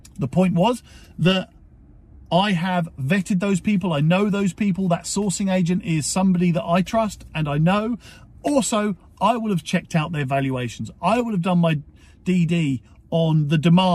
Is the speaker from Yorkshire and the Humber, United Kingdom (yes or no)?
no; Portsmouth, South East England, United Kingdom; my hometown is Portsmouth, or my home city is Portsmouth